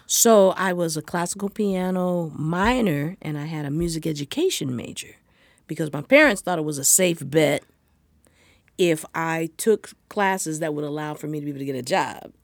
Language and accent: English; Los Angeles, California, United States; I'm from Los Angeles